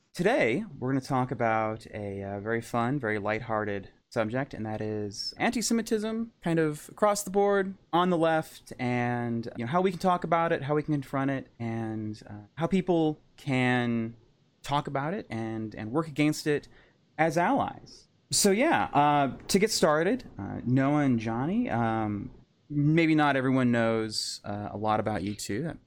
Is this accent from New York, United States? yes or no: no; Fort Worth, Texas, United States; I was born in Fort Worth